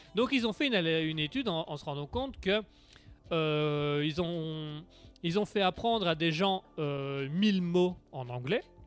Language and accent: French; Belgium; je venais de Belgique